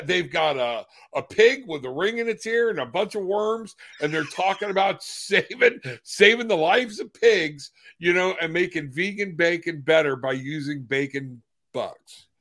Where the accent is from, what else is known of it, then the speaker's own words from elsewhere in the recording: Florida, United States; I'm from Florida